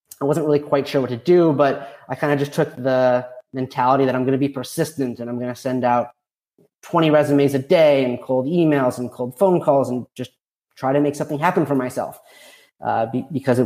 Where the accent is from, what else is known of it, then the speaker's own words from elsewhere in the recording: Park City, Utah, United States; moved away; also born or lived in Pennsylvania; I grew up in Park City, Utah